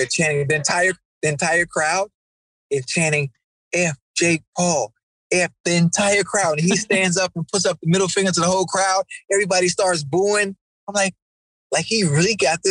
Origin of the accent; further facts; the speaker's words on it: Miami, Florida, United States; I'm from Liberty City, which is an okay area